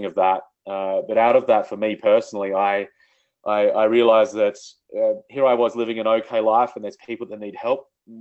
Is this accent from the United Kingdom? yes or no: no; Australia; I grew up in outback Australia.